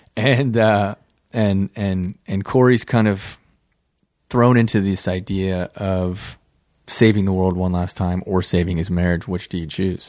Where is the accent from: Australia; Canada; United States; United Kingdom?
United States; Midwest; moved away as an adult; also born or lived in New York City; We're all from the Midwest